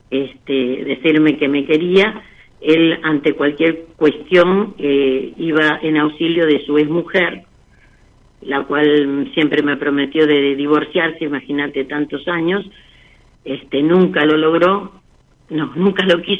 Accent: Lanús, Buenos Aires Province, Argentina; De Lanús.

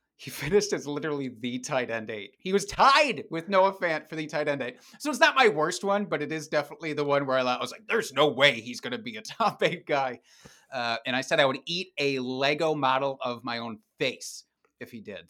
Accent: Dubuque, Iowa, United States; now in Wisconsin, United States; Dubuque, Iowa, which is a stone's throw away from where I live now in Wisconsin.

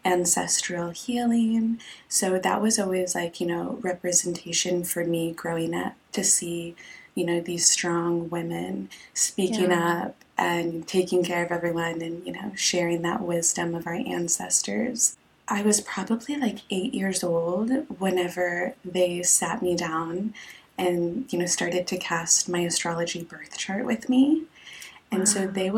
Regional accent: Texas, United States; moved away as an adult; also born or lived in Portland, Oregon; I'm Mexican American, and I was born and raised in Texas

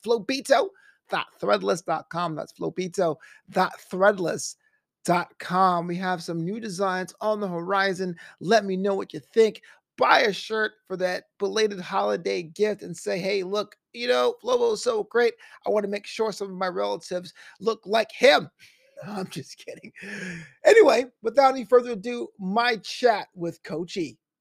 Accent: New York City, New York, United States; I'm from Brooklyn, born and raised

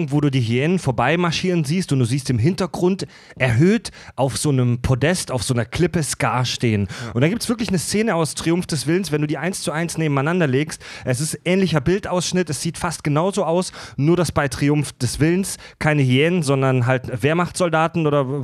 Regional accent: Germany; Die wir sind Deutsche, wir haben das nie gehört.

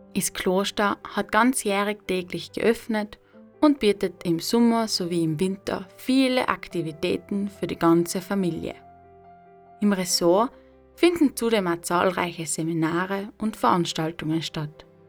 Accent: South Tyrol, Trentino-Alto Adige, Italy; meiner Heimat Südtirol

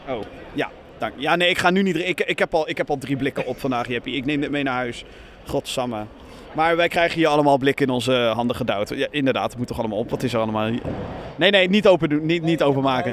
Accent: Rotterdam, South Holland, Netherlands; als Rotterdammer

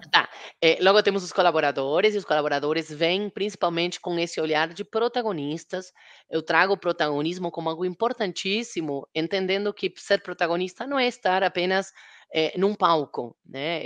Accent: Argentina; now in Brazil; Na Argentina, de onde eu sou, ele é mais conhecido

